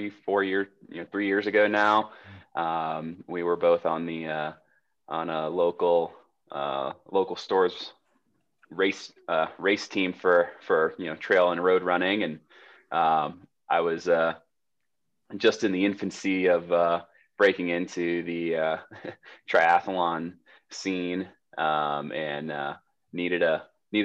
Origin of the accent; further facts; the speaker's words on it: Jacksonville, Florida, United States; now in Colorado Springs, United States; I grew up in Jacksonville, Florida